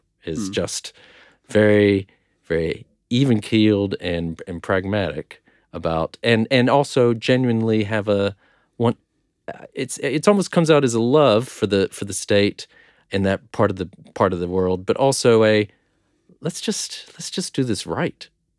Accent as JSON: {"language": "English", "region": "Texas", "country": "United States", "tie": "born or raised there", "said": "I grew up in Texas. Yeah."}